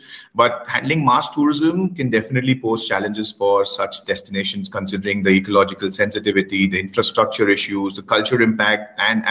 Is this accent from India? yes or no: yes; India; Being an Indian